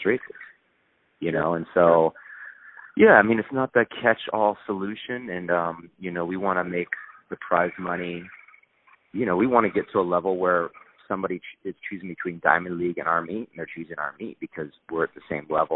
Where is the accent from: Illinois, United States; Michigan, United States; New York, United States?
Illinois, United States; also born or lived in Seattle; now in Southern California, United States; I grew up in Illinois